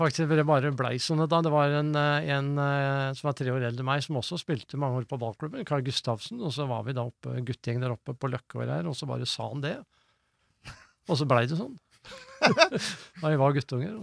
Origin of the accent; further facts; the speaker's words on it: Sandefjord, Vestfold, Norway; jeg er jo født og oppvokst i Sandefjord